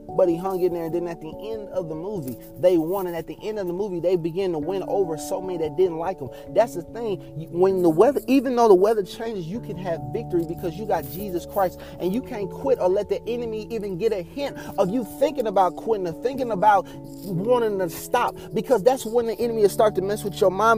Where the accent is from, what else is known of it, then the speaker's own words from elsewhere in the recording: Texas, United States; I was growing up in Texas